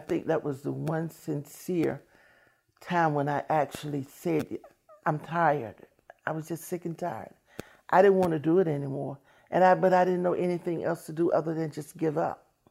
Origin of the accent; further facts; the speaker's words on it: Washington, District of Columbia, United States; I'm from Washington, D C.